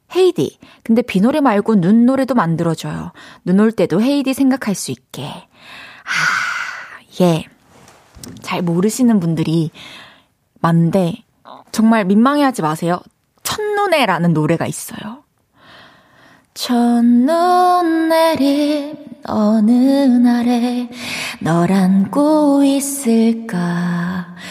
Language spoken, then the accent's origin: Korean; Changwon, South Gyeongsang, South Korea; 제 고향이 마산입니다